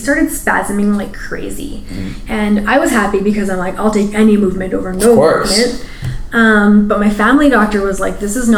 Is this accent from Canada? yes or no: yes; Edmonton, Alberta, Canada; growing up in Edmonton, being East Indian in the 80s